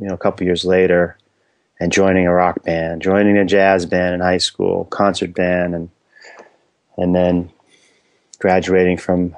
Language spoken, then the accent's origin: English; New York City, New York, United States; moved away; also born or lived in New Jersey; I grew up in Inwood, which is like around 200th Street and Broadway, very tip of Manhattan